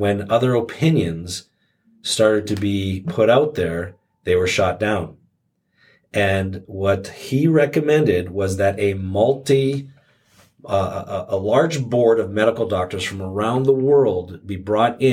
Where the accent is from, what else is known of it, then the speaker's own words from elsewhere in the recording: Canada; moved away; My home country of Canada, where I'm originally from